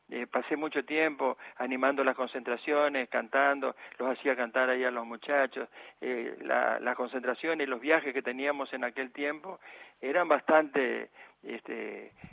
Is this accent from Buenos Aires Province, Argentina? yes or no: no; El Paraíso, Formosa, Argentina; born there; also born or lived in Las Lomitas; fui como es este inscripto como nacido en las lomitas, pero nací en El Paraíso